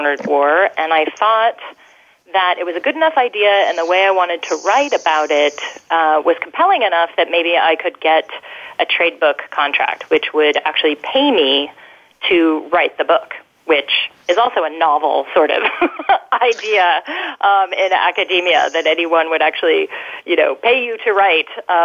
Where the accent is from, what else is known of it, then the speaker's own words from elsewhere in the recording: Colorado, United States; I'm from Colorado